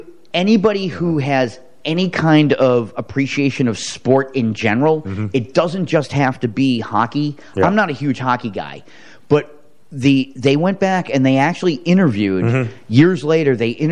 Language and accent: English; United States; Thank God I was born in America